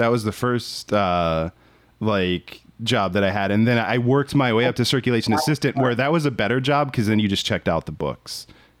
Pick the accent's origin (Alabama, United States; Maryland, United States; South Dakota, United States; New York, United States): Maryland, United States; Yeah, I'm from Maryland.